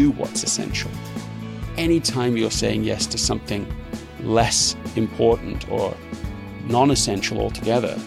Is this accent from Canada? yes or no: no; London, United Kingdom; being raised in England